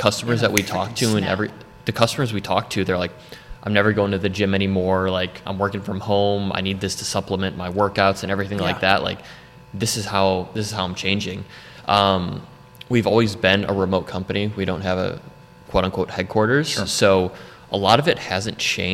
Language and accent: English; Wilmette, Illinois, United States; moved away as an adult; also born or lived in Florida; now in North Carolina, United States; born and raised in Chicago in Wilmette, Illinois.